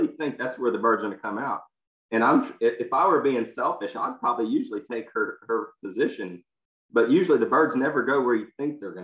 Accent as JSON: {"language": "English", "region": "Texas", "country": "United States", "said": "I'm from Texas"}